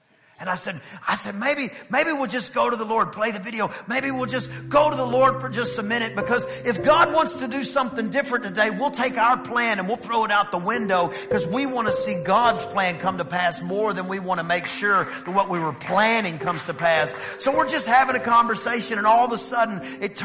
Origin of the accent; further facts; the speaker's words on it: East Texas, United States; I'm from East Texas